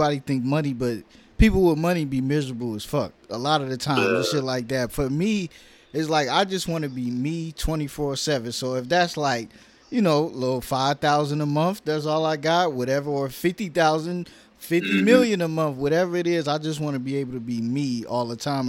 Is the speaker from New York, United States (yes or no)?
yes; New York, United States; moved away as an adult; now in Atlanta, United States; I'm from New York